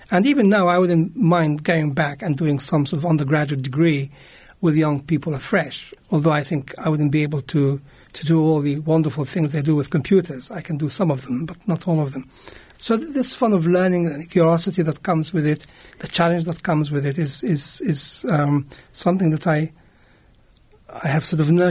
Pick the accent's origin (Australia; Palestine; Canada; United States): Palestine; Jerusalem; English is a second language; I was born in Jerusalem, East Jerusalem. I was uh, brought up there. I went to school there. My first school was a German school in Jerusalem